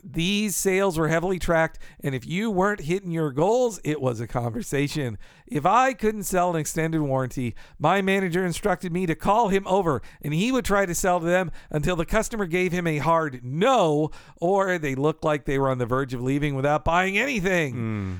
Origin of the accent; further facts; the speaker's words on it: Marietta, Georgia, United States; also born or lived in Atlanta; And yeah, where I grew up there in Atlanta, or in the suburb of Atlanta, Marietta, we had grackles everywhere.